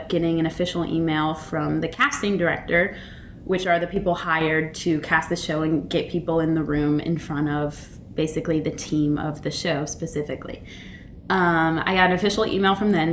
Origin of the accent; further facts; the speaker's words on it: Abingdon, Virginia, United States; moved away; I was born in Abingdon. And my parents were working at Emory and Henry. And I basically, when they were working, I was with my grandma who lived in Abingdon